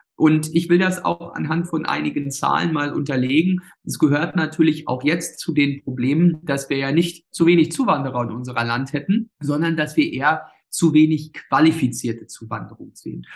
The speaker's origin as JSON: {"language": "German", "town": "Ueckermünde", "region": "Mecklenburg-Vorpommern", "country": "Germany", "tie": "born or raised there", "said": "das alles meine Heimatregion, auch das ländliche"}